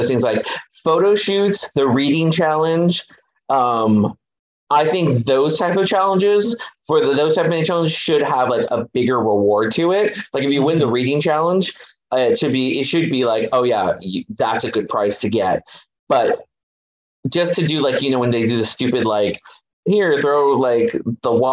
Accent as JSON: {"language": "English", "town": "Los Angeles", "region": "California", "country": "United States", "tie": "born or raised there", "said": "I was born in East Los Angeles, which is a very Hispanic area."}